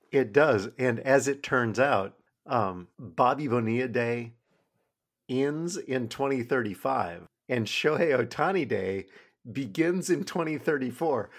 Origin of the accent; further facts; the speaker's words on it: Midwest, United States; I'm from the Midwest